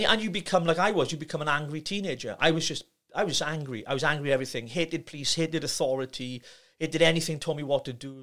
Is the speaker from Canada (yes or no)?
no; Llanelli, Wales, United Kingdom; troubled teenager growing up in Llanelli